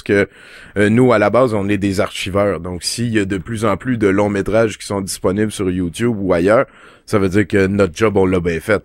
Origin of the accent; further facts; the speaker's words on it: Val-d'Or, Quebec, Canada; moved away as an adult; also born or lived in France; je viens de Val d'Or, quand t'es à Val d'Or, tu vas au club vidéo, tu joues au pool, tu joues au bowling